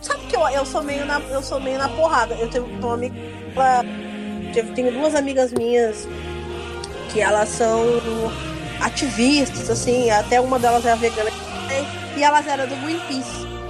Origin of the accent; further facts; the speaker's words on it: Porto Alegre, Rio Grande do Sul, Brazil; Eu sou de Porto Alegre